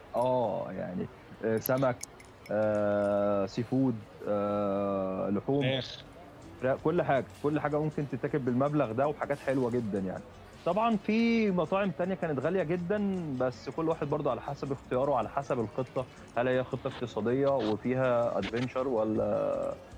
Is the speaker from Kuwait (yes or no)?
no; Egypt; moved away as an adult; احنا احنا مصريين